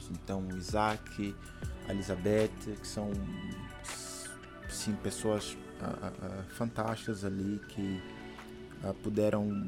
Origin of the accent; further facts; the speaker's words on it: Brazil; a minha família, quando eu era pequeno no Brasil, eh, o meu pai foi, foi, foi, ele foi a primeira pessoa que ficou, que se converteu